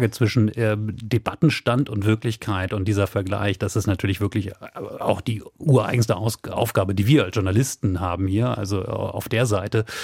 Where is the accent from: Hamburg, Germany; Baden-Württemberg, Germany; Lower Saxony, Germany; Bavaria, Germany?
Hamburg, Germany; born there; also born or lived in Cologne; Ich sage es nochmal als gebürtige Hamburgerin, ähm, aber eben als eine Frau, die ein paar Jahre ihres Lebens äh, in Köln verbracht hat.